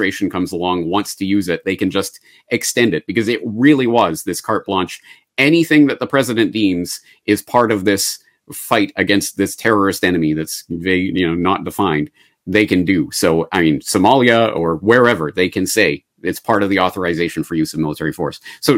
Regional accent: Canada; And as a Canadian, so this is my perspective on it. As a Canadian, this is my entree into this

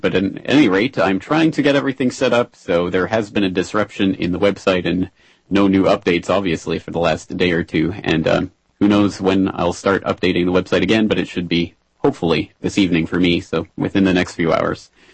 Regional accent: Canada; now in Japan; I'm a uh, Canadian living in Japan

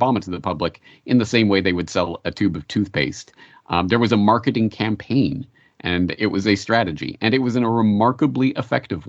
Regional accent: Canada; now in Japan; I'm a Canadian living in Japan

